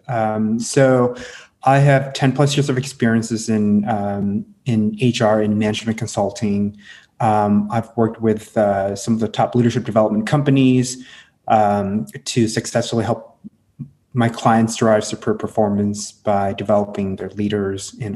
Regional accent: Midwest, United States; English is a second language; I was born and raised in the Midwest.

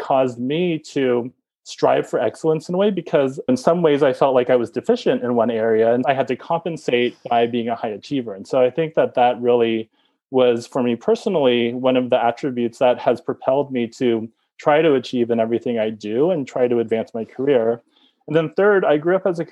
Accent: Bay Area, California, United States; moved away as an adult; also born or lived in Connecticut; I grew up in the Bay Area.

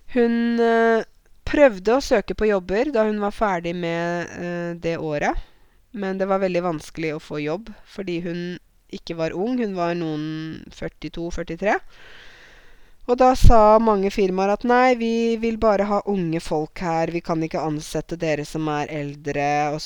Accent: Norway; vi bor i et land som er kaldt

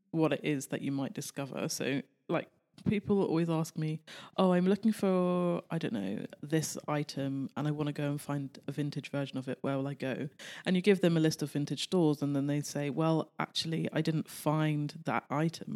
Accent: United Kingdom; now in Los Angeles, United States; Being British

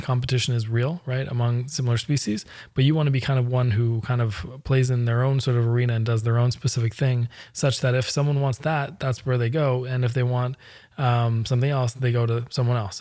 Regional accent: Canada; I'm Canadian

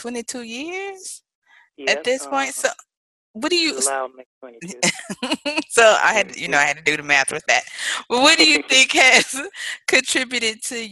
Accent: Mobile, Alabama, United States; moved away; I am originally from Mobile, Alabama.

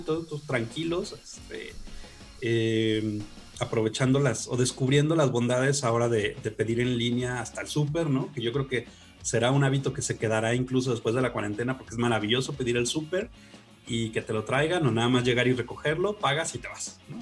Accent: Guadalajara, Jalisco, Mexico; soy de Guadalajara

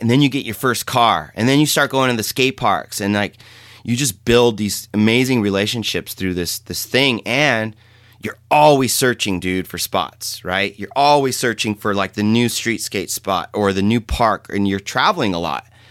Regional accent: San Jose, California, United States; I grew up in San Jose, city kid

